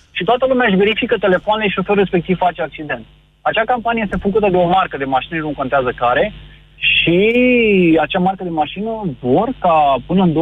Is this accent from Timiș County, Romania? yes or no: yes; Timișoara, Timiș County, Romania; În momentul de față, la Timișoara, eu sunt din Timișoara